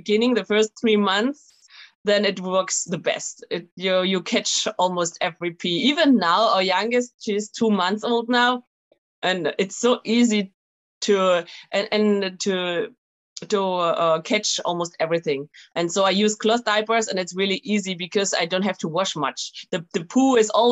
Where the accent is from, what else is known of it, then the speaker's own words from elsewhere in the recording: Germany; moved away as an adult; now in France; I'm German, actually. We are from Germany.